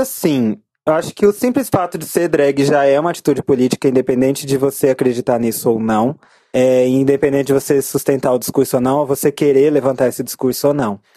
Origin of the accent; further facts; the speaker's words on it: Goiânia, Goiás, Brazil; now in São Paulo, Brazil; eu cresci num lugar muito homofóbico e muito pesado, que é Goiânia. Eu nasci em São Paulo, mas fui criada lá.